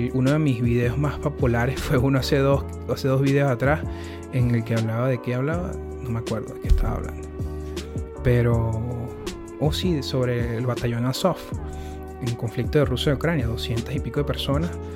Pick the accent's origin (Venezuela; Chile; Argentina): Venezuela; moved away; uno como venezolano